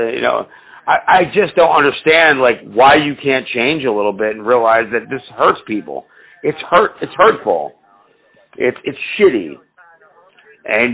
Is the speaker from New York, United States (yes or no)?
no; New Jersey, United States; I'm from fucking New England. I'm from New Jersey